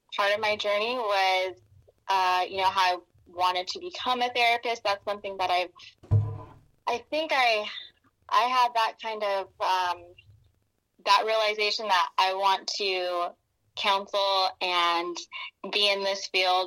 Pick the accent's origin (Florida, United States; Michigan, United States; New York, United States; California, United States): California, United States; Northern; also born or lived in Sacramento; I was born and raised in Northern California, so I'm here in Stockton